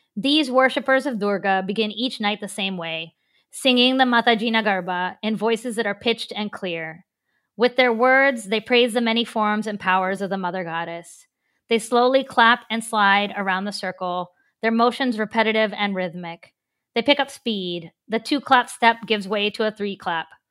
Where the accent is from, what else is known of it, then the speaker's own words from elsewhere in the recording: Cross Lanes, West Virginia, United States; moved away as an adult; now in Pittsburgh, United States; growing up in Cross Lanes.